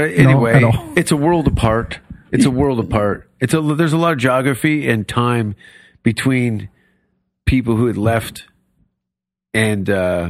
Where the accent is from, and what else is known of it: Hamilton, Ontario, Canada; born or raised there; now in Austin, United States